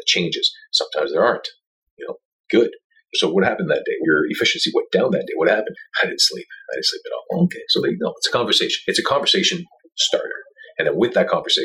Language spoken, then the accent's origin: English; Montreal, Quebec, Canada; also born or lived in Tampa; I go back to Montreal. I'm from Montreal